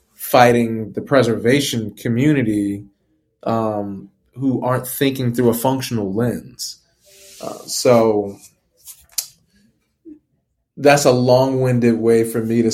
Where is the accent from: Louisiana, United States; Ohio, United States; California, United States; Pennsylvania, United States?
Louisiana, United States; New Orleans; growing up in New Orleans